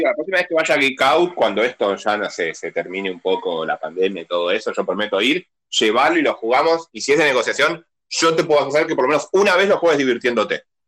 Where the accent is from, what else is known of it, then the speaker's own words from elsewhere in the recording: Burzaco, Buenos Aires Province, Argentina; yo soy de Bursaco